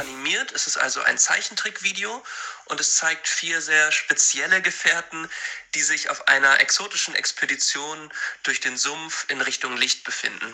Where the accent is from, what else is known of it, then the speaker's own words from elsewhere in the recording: Hanover, Lower Saxony, Germany; Wir kommen aus Hannover